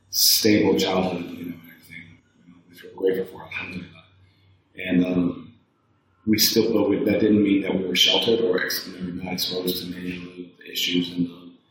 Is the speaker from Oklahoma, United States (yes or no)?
no; Evanston, Illinois, United States; moved away as an adult; now in Toronto, Canada; Growing up in, I grew up in Chicago, specifically in a suburb called Evanston, Illinois.